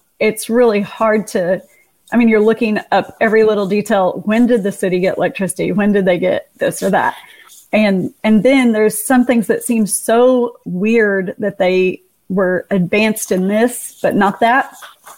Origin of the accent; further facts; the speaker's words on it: Oklahoma, United States; here in Oklahoma, which is my home state